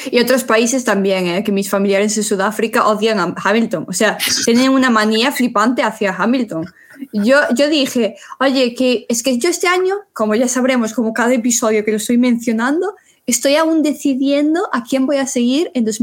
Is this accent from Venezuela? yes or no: no; Spain; a ver, somos españoles, nosotros nos explicamos el fútbol porque es lo primero que nos explican desde primaria.